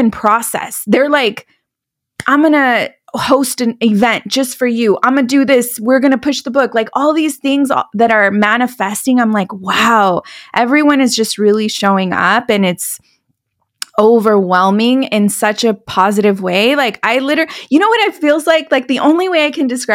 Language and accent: English; California, United States; moved away as an adult; also born or lived in Dallas, Texas; move from Dallas back to my hometown in California